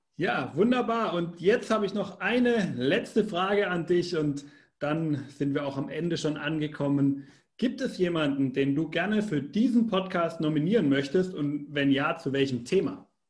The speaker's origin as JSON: {"language": "German", "country": "Germany", "said": "Als Deutscher"}